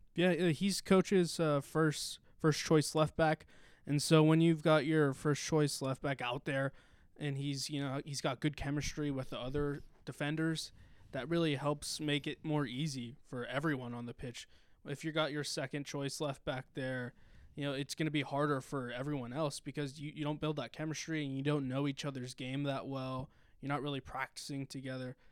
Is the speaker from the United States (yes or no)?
yes; Stockton, California, United States; also born or lived in Manteca, California; I'm from Stockton, California, although I went to high school in Manteca at East Union